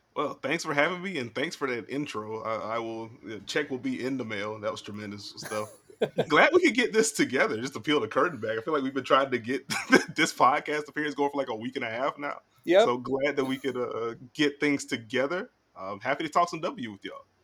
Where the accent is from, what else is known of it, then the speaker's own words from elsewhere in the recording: South Carolina, United States; I'm from South Carolina